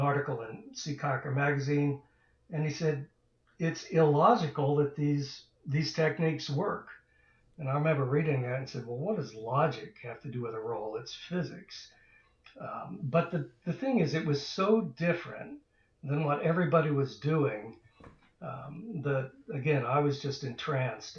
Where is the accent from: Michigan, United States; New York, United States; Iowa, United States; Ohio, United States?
Ohio, United States; Dayton; we grew up in Dayton, Ohio